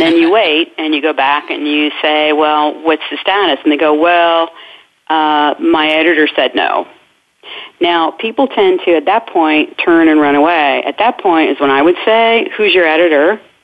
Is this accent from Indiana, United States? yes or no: yes; Indiana, United States; in Indiana, in my home state